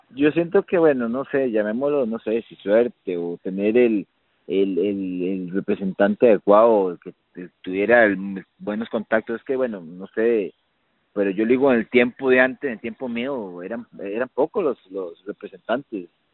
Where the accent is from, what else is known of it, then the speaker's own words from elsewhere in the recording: Costa Rica; yo siento que como buen tico